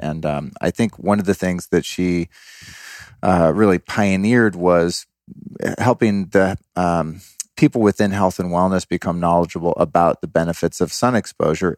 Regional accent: Denver, Colorado, United States; moved away; I was born in Denver

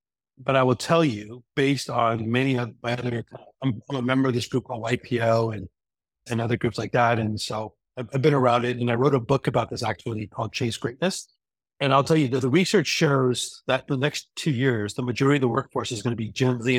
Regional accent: Los Angeles, California, United States; I was born and raised in Los Angeles

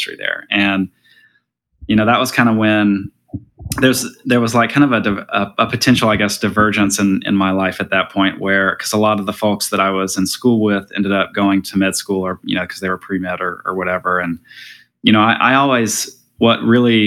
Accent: Alabama, United States; moved away as an adult; also born or lived in New Orleans, Louisiana; now in California, United States; born in Alabama, grew up in Alabama

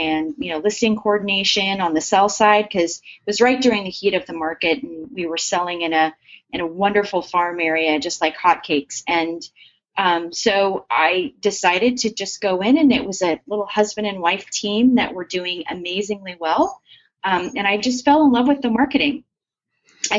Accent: Scottsdale, Arizona, United States; moved away; I was actually raised in Scottsdale

